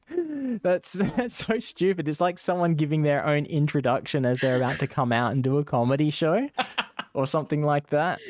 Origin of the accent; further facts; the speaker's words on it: Scotland, United Kingdom; accent: Scottish; my Scottish accent